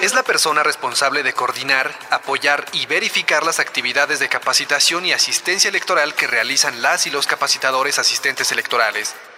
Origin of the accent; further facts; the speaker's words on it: Saltillo, Coahuila, Mexico; moved away as an adult; now in Aguascalientes, Mexico; soy originario de Satillo, Coahuila. Tengo radicando en Aguascalientes alrededor de 10 años